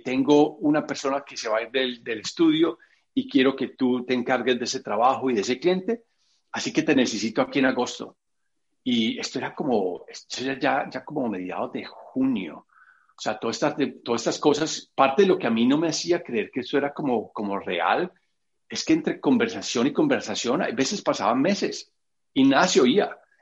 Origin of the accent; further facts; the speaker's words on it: Medellín, Antioquia, Colombia; moved away as an adult; now in New York, United States; yo soy de Medellín, Colombia, paisa, como, como dicen a todos los de Medellín